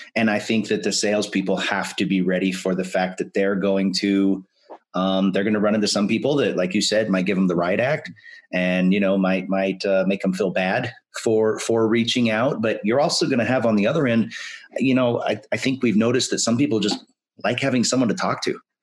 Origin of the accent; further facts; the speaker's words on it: Spokane, Washington, United States; my hometown. You know, graduated from high school in Spokane